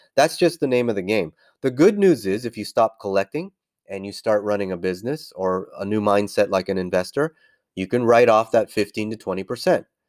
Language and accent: English; California, United States; moved away as an adult; born and raised in California, which I, I left